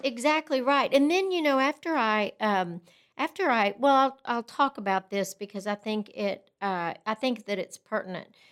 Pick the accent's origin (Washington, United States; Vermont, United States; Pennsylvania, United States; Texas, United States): Texas, United States; Lubbock; also born or lived in Brownfield, Texas; I grew up in Brownfield, Texas, which is a little town about thirty miles outside of Lubbock, and my father owned the newspaper there, and when I was in fifth grade, we, he sold the newspaper, and we moved to Lubbock